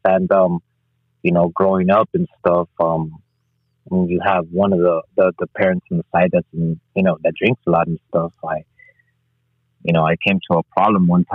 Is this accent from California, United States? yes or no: yes; Los Angeles, California, United States; I was actually born and raised in Los Angeles, California, on the streets of Second Avenue and Venice.